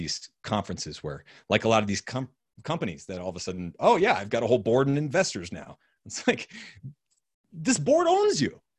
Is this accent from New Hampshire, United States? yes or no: yes; New Hampshire, United States; moved away; also born or lived in Austin; growing up in New Hampshire